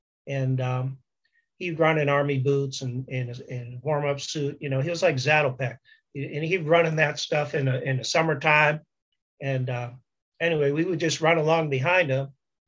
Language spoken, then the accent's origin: English; Lowell, Massachusetts, United States; when I told people I was from Lowell